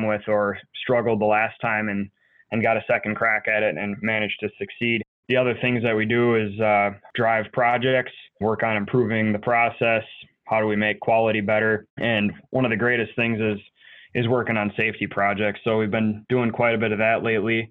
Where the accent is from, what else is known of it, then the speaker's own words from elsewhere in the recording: Green Bay, Wisconsin, United States; also born or lived in northern Illinois; I was born in Green Bay.